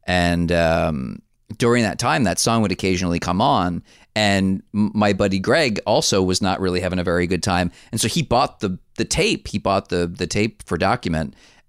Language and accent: English; New Jersey, United States; I grew up in New Jersey, take a drink, in 1987.